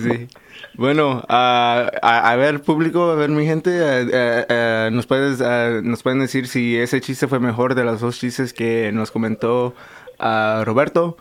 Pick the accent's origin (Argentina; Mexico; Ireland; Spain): Mexico; Veracruz; now in United States; yo nací en México, 100% jarocho